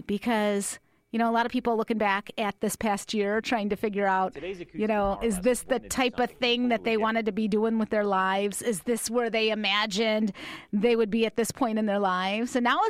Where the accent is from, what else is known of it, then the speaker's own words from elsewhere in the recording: Chicago, Illinois, United States; now in Tucson, United States; my hometown of Chicago